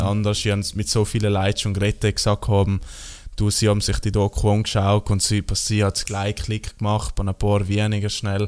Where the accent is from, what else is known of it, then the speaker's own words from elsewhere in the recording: South Tyrol, Trentino-Alto Adige, Italy; Bei uns, in, bei uns in Südtirol